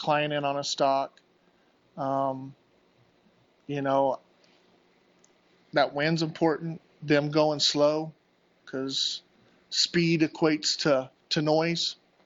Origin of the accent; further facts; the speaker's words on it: Southern Arizona, United States; moved away as an adult; I grew up down here